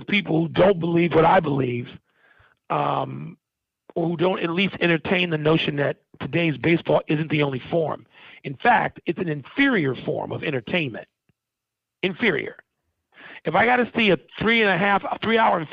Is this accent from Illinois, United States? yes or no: yes; Chicago, Illinois, United States; I grew up there. I grew up on the South Side